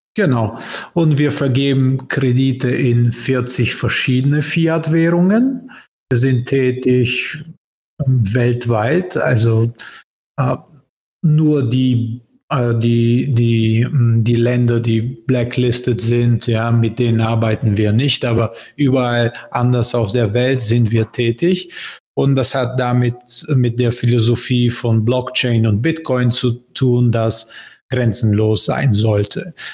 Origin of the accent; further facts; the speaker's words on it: Bulgaria; German is a second language; moved away; also born or lived in Berlin, Germany; Bulgarien, mein Heimatland